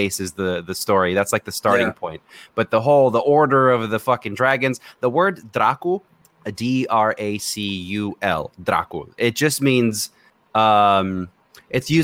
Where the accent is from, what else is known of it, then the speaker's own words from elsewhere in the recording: Romania; moved away; I'm born and raised in Romania